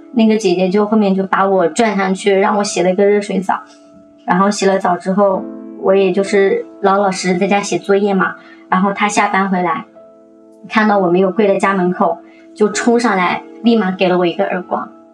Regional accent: Jiangxi, China; now in Shenzhen, China; 我今年二十九岁了，我来自江西，然后现在生活在深圳

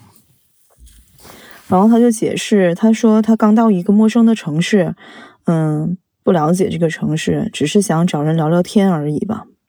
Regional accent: Shenyang, Liaoning, China; also born or lived in Changchun; 我是沈阳人

